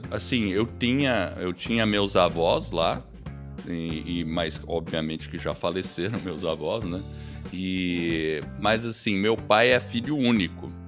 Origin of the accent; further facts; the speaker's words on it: New Haven, Connecticut, United States; born there; Sim, eu nasci nos Estados Unidos. Eu nasci em New Haven, Connecticut é, três horas de Nova York. Eu sou gringo mesmo.